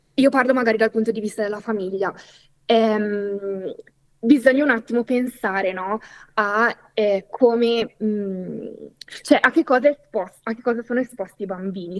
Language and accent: Italian; Italy; first language Italian; io sono nata in Italia, sono monolingua, par- cioè ho parlato italiano fino a una certa età